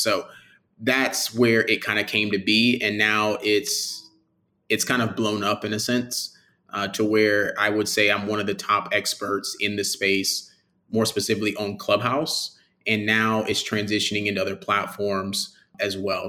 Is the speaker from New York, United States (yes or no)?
no; Birmingham, Alabama, United States; I'm from Birmingham, Alabama, born and raised